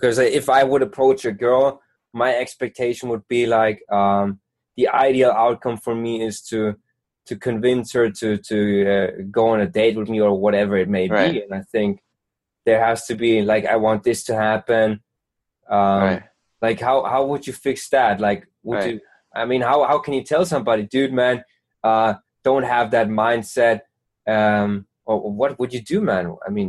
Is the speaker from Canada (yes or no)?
no; Germany; English is a second language; Well, I'm from Germany, man.